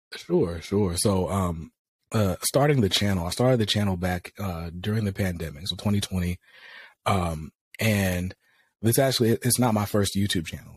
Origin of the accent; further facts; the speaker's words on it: North Carolina, United States; I'm from North Carolina, but my grandparents lived in New York when I was growing up. So we go to New York for the summers